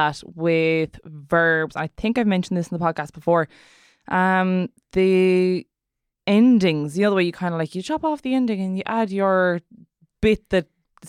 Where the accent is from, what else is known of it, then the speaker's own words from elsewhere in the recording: Munster, Ireland; accent: Munster Irish; Whereas when I'm speaking Irish, because I have the Munster Conunth, my first person singular past tense would end in an S.